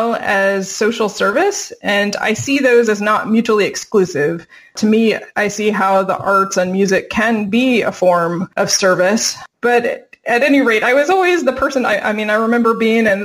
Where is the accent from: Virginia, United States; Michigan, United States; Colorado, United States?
Virginia, United States; Virginia Beach; moved away as an adult; now in California, United States; I'm originally from Virginia Beach, Tidewater area of Virginia